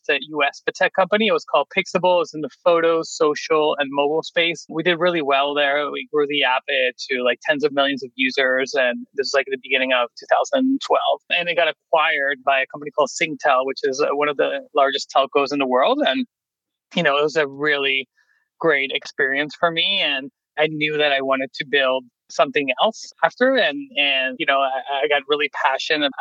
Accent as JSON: {"language": "English", "country": "Venezuela", "moved": "as an adult", "lives_now": "United States", "said": "I'm originally from Venezuela."}